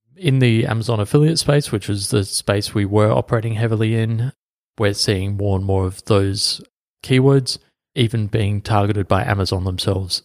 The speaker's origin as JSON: {"language": "English", "town": "Adelaide", "region": "South Australia", "country": "Australia", "tie": "born or raised there", "said": "my hometown of Adelaide"}